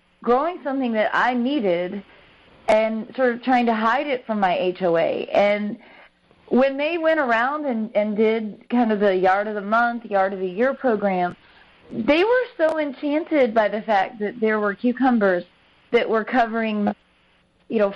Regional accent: Midwest, United States; now in North Carolina, United States; I'm from the Midwest originally

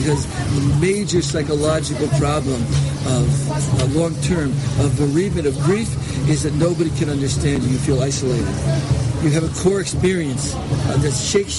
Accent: Connecticut, United States; moved away as an adult; also born or lived in Silver Spring, Maryland; now in Israel; I'm originally from a small town in Connecticut

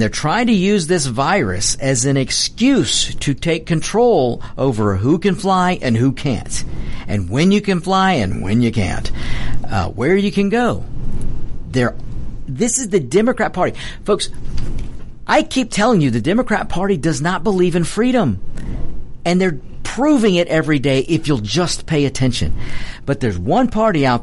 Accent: United States; I'm an American

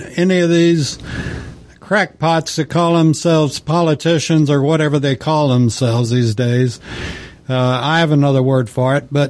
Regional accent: the West, United States; I grew up in the West and knew a lot of cowboys and considered myself one for a while.

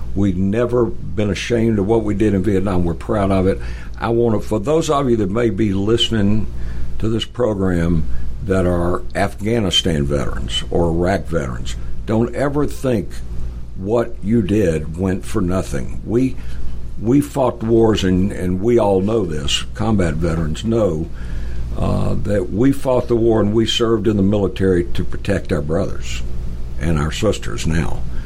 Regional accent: Atlanta, Georgia, United States; I'm originally from Atlanta, so we moved back to Atlanta

